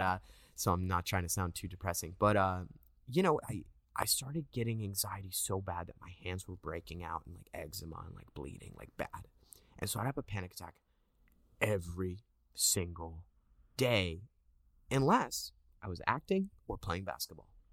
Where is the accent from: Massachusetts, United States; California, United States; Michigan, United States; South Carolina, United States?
California, United States; Westlake Village; moved away as an adult; also born or lived in Agoura Hills; I grew up in Westlake, but I went to school in Agora Hills.